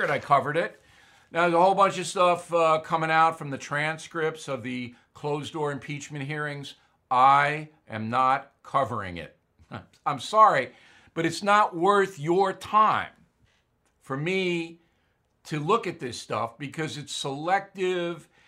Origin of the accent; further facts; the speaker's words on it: United States; There's not much going on here on Long Island, but, you know, I'm American.